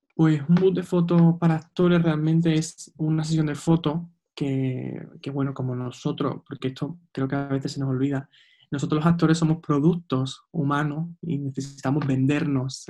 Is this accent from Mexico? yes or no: no; Seville, Andalusia, Spain; soy de Sevilla